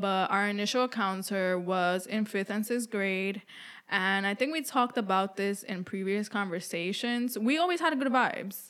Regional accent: New York City, New York, United States; I was b-, born and raised in New York City, and I moved around the boroughs a lot

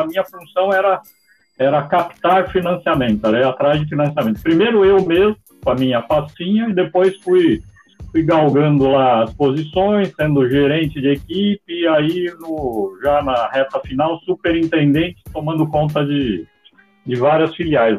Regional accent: São Paulo, Brazil; moved away as an adult; now in Portugal; onde eu nasci, que era São Paulo

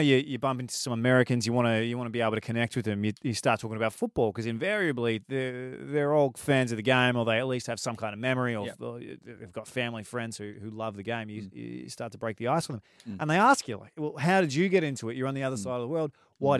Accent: Melbourne, Victoria, Australia; Why should I give a shit? I'm some kid from Melbourne. Why does it matter? I love it.

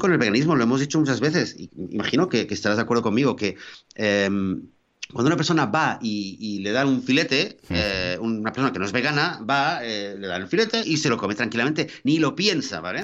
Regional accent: Spain; moved away; pues yo soy español

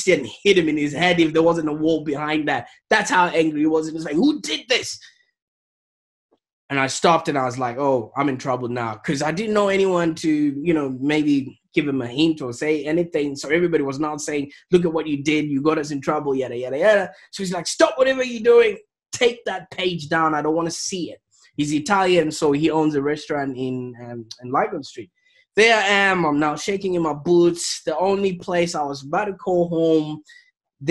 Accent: Zimbabwe; moved away as an adult; now in Australia; I was born in Zimbabwe.

